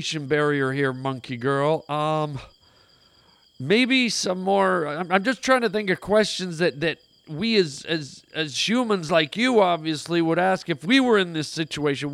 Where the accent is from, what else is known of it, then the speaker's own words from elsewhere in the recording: Canada; I'm Canadian